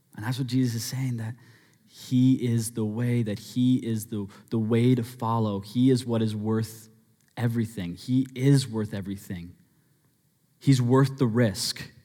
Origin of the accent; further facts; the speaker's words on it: Abbotsford, British Columbia, Canada; growing up in Abbotsford